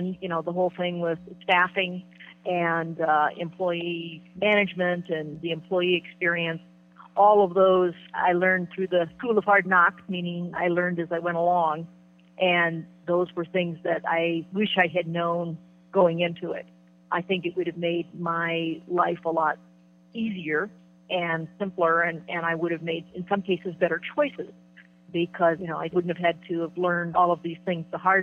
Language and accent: English; Midwest, United States; moved away; I came from the Midwest originally